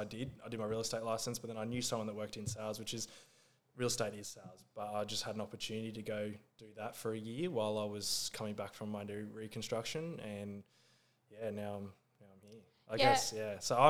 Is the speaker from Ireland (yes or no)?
no; Gold Coast, Queensland, Australia; Yep, so I'm currently 25. I'm from the Gold Coast.